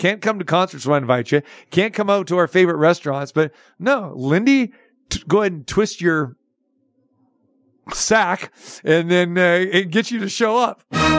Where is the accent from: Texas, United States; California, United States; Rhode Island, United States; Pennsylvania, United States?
California, United States; Sacramento; now in Las Vegas, United States; I grew up in Sacramento.